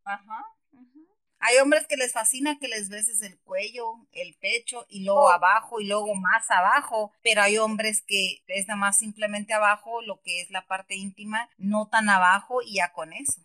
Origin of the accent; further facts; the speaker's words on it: Sonora, Mexico; now in San Diego, United States; Soy de Sonora, soy de Sonora, soy mexicana, eh, pero eh, vivo aquí en San Diego, California.